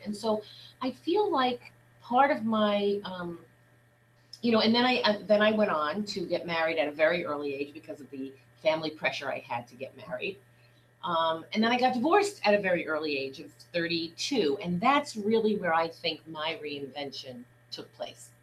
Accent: New York City, New York, United States; I grew up in Brooklyn, New York

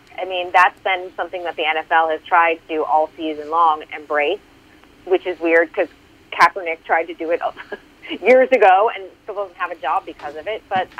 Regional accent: Boston, Massachusetts, United States; I'm from Boston.

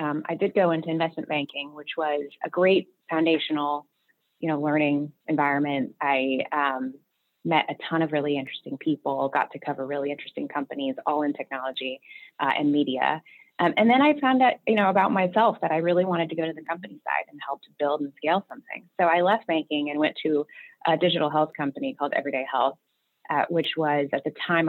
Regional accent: Beaverton, Oregon, United States; now in New York, United States; I actually grew up on the West Coast out in Beaverton, Oregon

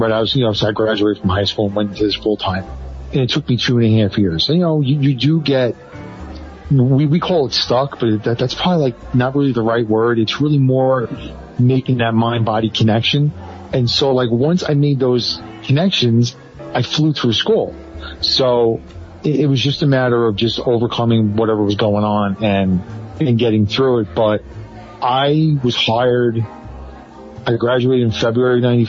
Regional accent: New York City, New York, United States; I grew up in the Bronx

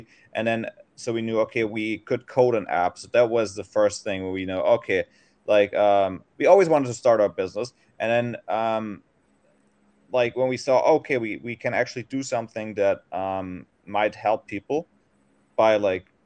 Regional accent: Germany; moved away as an adult; now in Thailand; I'm originally from Germany

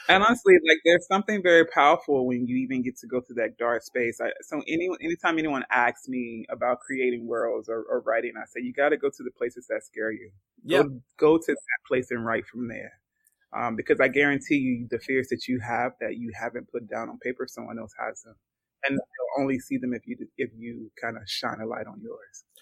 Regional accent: Georgia, United States; now in Washington, United States; an American writer of fiction. Um, born and raised in Georgia.

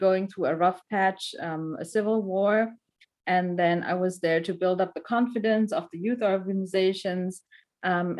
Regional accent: Black Forest, near Stuttgart, Baden-Württemberg, Germany; I grew up in Germany. I was born in Germany. My parents are from Sri Lanka, so they're both Tamils. They came as war refugees to Germany. And that's where I was born, in the Black Forest next to Stuttgart. That's also where I went to school.

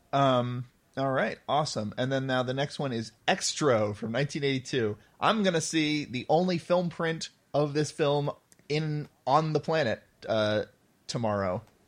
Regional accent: United States; as an American

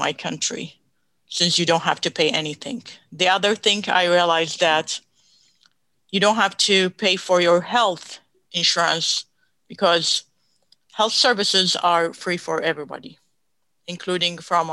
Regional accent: Baghdad, Baghdad Governorate, Iraq; moved away as an adult; also born or lived in Texas; now in United States; I grew up in Baghdad, Iraq

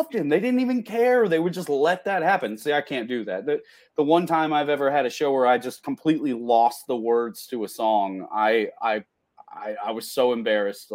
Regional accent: South Carolina, United States; also born or lived in Myrtle Beach, South Carolina; I grew up in South Carolina. Like I live in Myrtle Beach

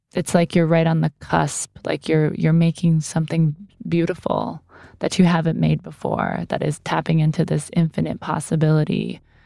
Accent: Columbus, Ohio, United States; moved away; my hometown, Columbus, Ohio

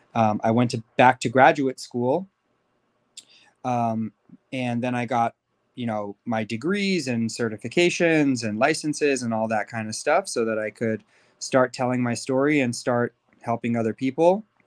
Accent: Beverly Hills, California, United States; also born or lived in Los Angeles; I was, uh, born and raised in L A to Persian Jewish parents. Um, I grew up in Beverly Hills

